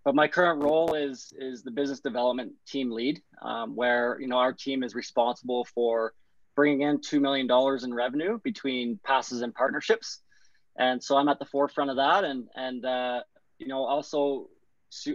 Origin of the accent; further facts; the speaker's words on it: Brockville, Ontario, Canada; also born or lived in Guelph, Ontario; I grew up in Brockville, Ontario, but ended up moving out to Guelph, Ontario, actually at the ripe age of 16 or 17